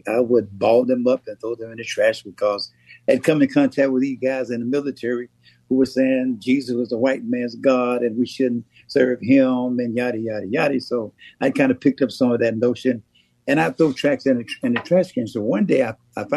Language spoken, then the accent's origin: English; Pittsburg, Texas, United States; I was raised in East Texas in a small town called Pittsburgh, Texas